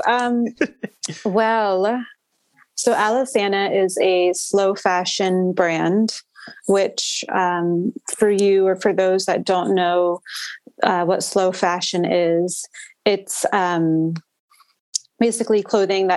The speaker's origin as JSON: {"language": "English", "region": "Maryland", "country": "United States", "also_born_or_lived": "Los Angeles", "moved": "as an adult", "said": "I'm from Maryland. So I came back home"}